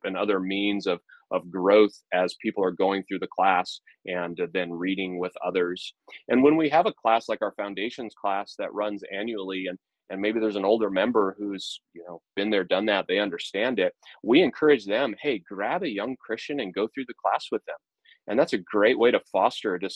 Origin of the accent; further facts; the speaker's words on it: United States; marks me as an American